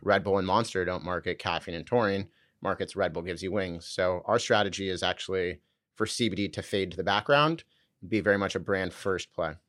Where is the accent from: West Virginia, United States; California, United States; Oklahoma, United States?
California, United States; Southern; also born or lived in San Francisco; I grew up in Southern California.